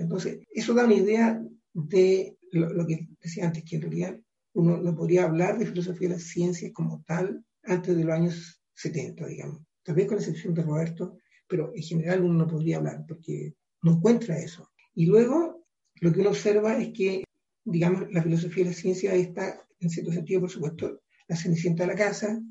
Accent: Chile; como país, como chilenos

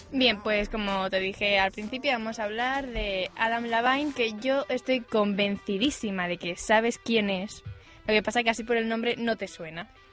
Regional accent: Asturias, Spain; Soy asturiana

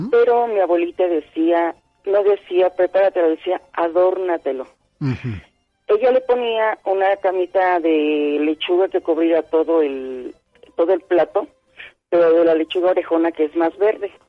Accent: Tlaltizapán, Morelos, Mexico; also born or lived in Cuautla, Morelos; mi abuelita era de Morelos también. Yo nací en Cuautla, pero me crié con ella en Talcazapan.

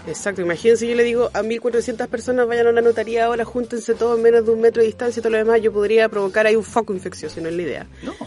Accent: Chile; soy chilena

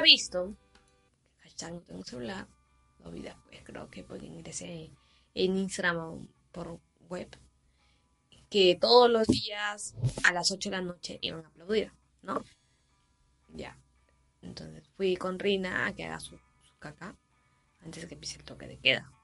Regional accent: Chimbote, Ancash, Peru; yo soy de Chimbote

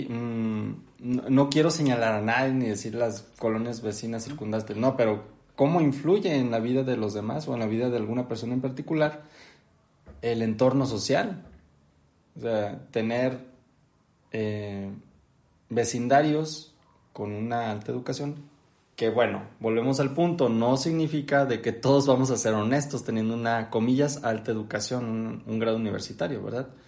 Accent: Mexico; Y aparte tenemos como mexicanos

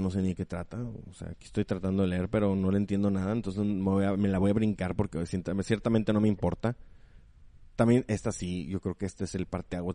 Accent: Mexico; para nosotros como mexicanos

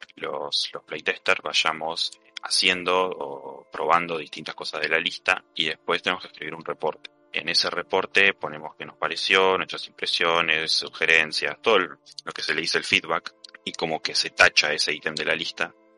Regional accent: Argentina; yo soy, soy argentino

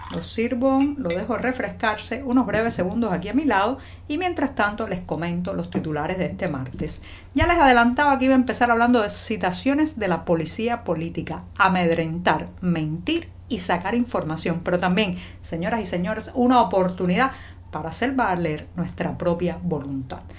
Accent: Cuba; cubana, periodista, ciudadana.

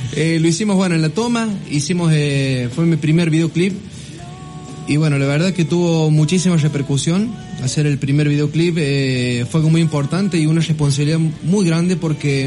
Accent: La Toma, San Luis, Argentina; La toma es mi vida

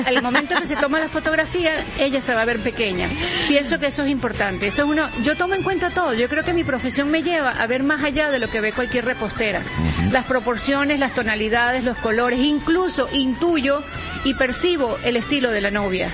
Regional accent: Venezuela; moved away as an adult; now in Madrid, Spain; los que estamos sufriendo las consecuencias somos los propios venezolanos.

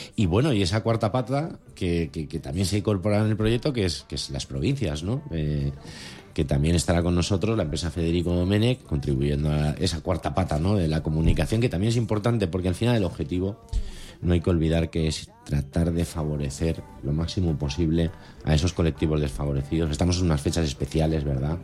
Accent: Valencian Community, Spain; somos todos valencianos

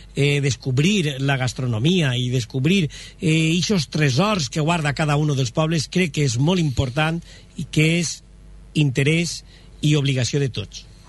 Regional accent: Moixent, Valencian Community, Spain; al meu poble, que és Moixent

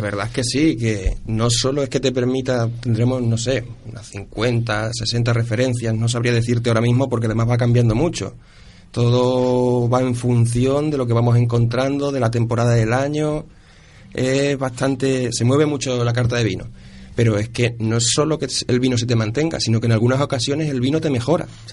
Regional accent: Ciudad Real, Castilla-La Mancha, Spain; moved away as an adult; also born or lived in Córdoba / Huesca / Cáceres; now in Seville, Spain; Yo soy manchego, yo soy de Ciudad Real

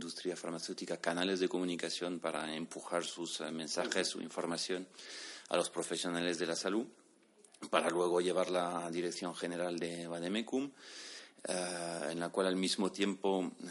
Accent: Bordeaux, Nouvelle-Aquitaine, France; Yo, yo soy de Burdeos, del suroeste de Francia, entonces pues tradicionalmente muy, muy cercano a España.

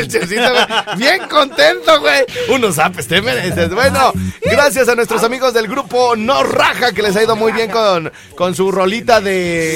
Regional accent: Jardines del Rincón, Michoacán, Mexico; de donde yo soy, güey, de Jardines del Rincón

